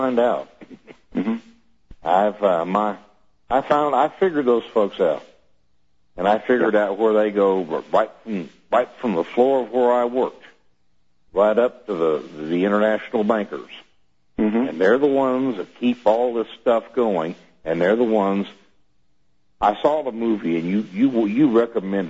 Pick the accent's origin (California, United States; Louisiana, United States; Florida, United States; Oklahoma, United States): Oklahoma, United States; I'm from Oklahoma